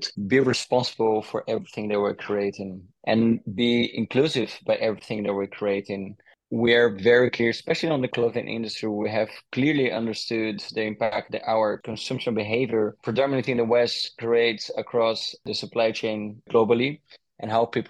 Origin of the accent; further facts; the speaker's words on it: Brazil; moved away; I was born in Brazil and my mom is Dutch, so I had a little bit of an influence from a Dutch mom in Brazil.